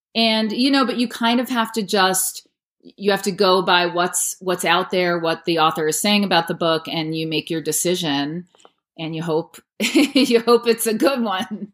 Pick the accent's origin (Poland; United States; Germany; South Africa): United States; New Paltz, New York; moved away as an adult; also born or lived in New Hampshire; now in Los Angeles, United States; I am from New Paltz, New York, which is in the Hudson Valley. Grew up there on an apple farm.